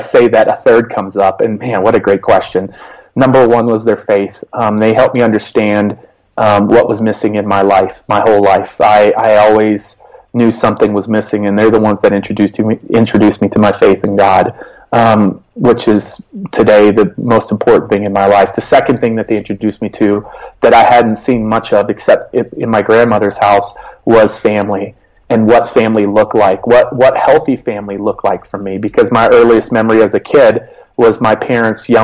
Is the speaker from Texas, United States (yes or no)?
yes; Hereford, Texas, United States; also born or lived in Friona, Texas / Arizona; I was born in Friona, Texas, a small little town right outside of Hereford, Texas, which is where I grew up, was actually in Hereford, Texas